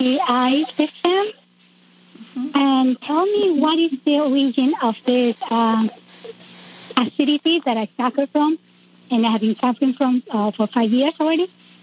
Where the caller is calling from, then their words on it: Magnolia, Delaware, United States; I'm calling from Magnolia. This is in Dover, Delaware. From Delaware.